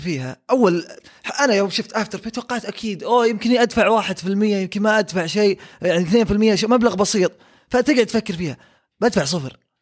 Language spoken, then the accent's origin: Arabic; Saudi Arabia; عندنا في السعوديه